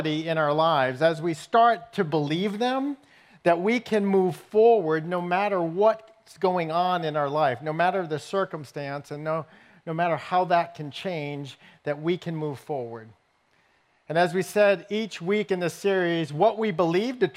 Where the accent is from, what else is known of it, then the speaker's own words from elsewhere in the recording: New England, United States; I grew up in New England